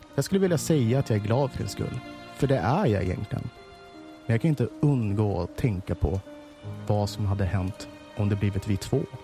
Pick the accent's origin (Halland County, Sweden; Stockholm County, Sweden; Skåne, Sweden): Stockholm County, Sweden; accent: Stockholm dialect (stockholmska); vad jag pratar stockholmska